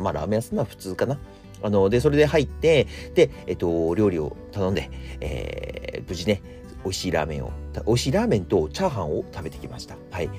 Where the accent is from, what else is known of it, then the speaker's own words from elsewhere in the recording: Akita, Japan; 秋田県出身なんですよ